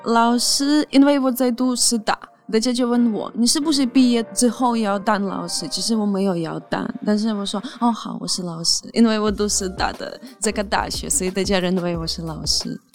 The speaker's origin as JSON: {"language": "Chinese", "country": "Ukraine", "tie": "born or raised there", "second_language": "Chinese", "moved": "as an adult", "lives_now": "Taiwan", "said": "我从小到大，从来没看过有外国人来乌克兰，因为乌克兰只有一个民族"}